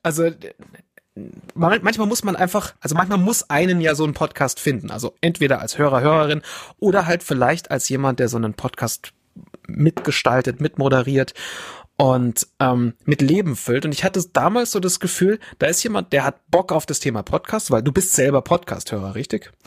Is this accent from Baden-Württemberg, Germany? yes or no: no; Bavaria, Germany; also born or lived in Fürstenfeldbruck; ich bin der gebürtige Bayer und ich wohne weiter weg von den Bergen